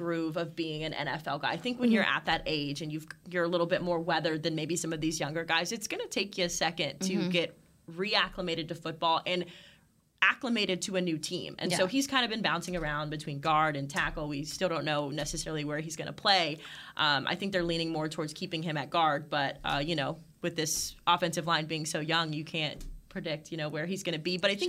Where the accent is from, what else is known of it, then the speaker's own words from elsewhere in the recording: Red Oak, Texas, United States; I'm originally from the Dallas area. I grew up right down the road in Red Oak, Texas. So that is kind of my hometown.